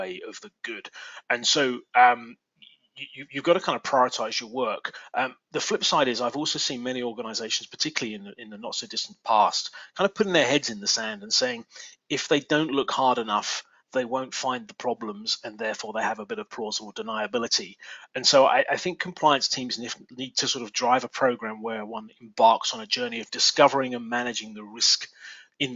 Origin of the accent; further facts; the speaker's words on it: England, United Kingdom; accent: English; now in Reston, United States; my English accent